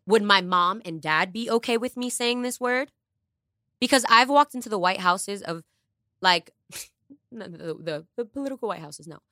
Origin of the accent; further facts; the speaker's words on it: New York City, New York, United States; English is a second language; English is my second language and I come from the Bronx